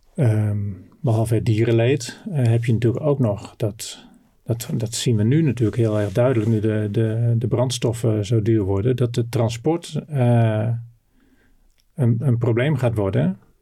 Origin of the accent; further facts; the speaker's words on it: Noordoostpolder, Flevoland, Netherlands; also born or lived in North Brabant / Groningen; geboren in Brabant. En toen ik vijf was, eh, met mijn ouders naar eh, Flevoland, naar de Noordoostpolder verhuisd. Daar konden mijn ouders een, eh, een heel mooi, modern bedrijf pachten